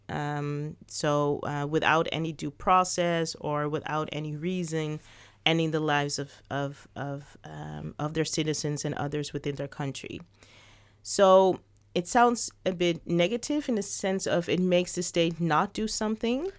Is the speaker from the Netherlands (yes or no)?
yes; Netherlands; also born or lived in Suriname; I was born in the Netherlands, but my parents are from Suriname